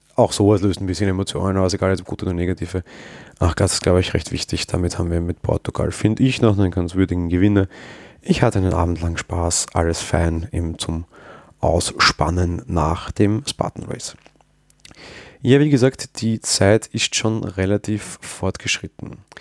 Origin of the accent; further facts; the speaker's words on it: Austria; Als Österreicher